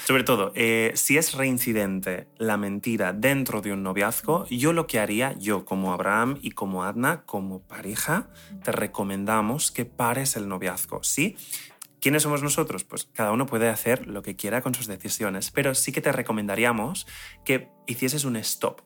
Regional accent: Spain; yo soy español

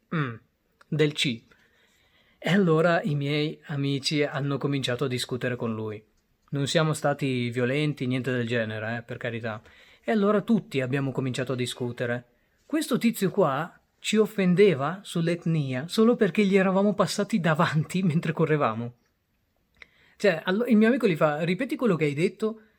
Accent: Italy; also born or lived in Bangladesh; Io sono arrivato in Italia quando avevo 4 anni

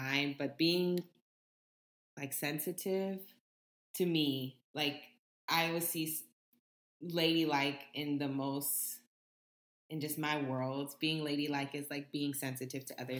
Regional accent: Southern, United States; We're Southern

